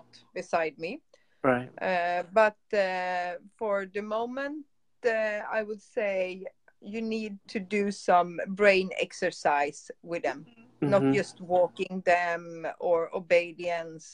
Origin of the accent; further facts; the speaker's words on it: Stockholm, Stockholm County, Sweden; English is a second language; moved away as an adult; now in South Sweden, Sweden; I'm from Stockholm from the beginning, the capital of Sweden, but now I live in South Sweden.